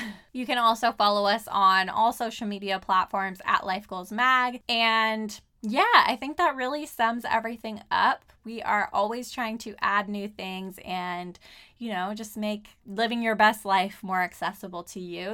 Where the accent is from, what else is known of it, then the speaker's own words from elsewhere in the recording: Southern California, United States; moved away as an adult; now in Portland, United States; I am from Southern California